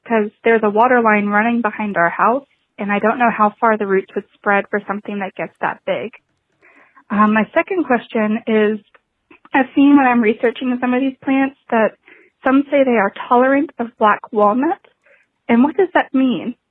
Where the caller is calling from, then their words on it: Charleston, South Carolina, United States; I am calling from Charleston, South Carolina.